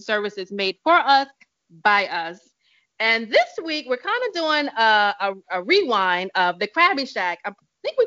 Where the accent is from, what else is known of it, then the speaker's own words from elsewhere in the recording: Virginia, United States; now in New York, United States; I grew up in Virginia along the water, and I grew up eating seafood